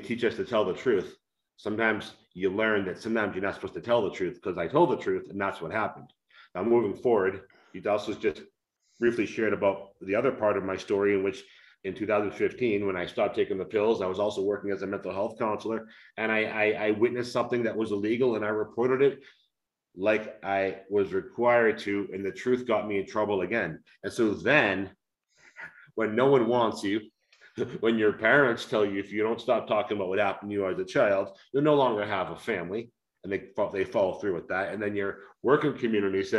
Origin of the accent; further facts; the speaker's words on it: United States; moved away as an adult; we're from the United States of America